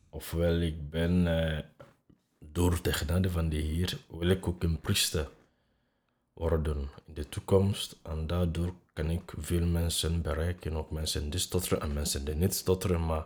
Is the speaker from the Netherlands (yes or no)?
no; Nigeria; accent: African; Dutch is a second language; now in Belgium; Ja, Nigeria te gaan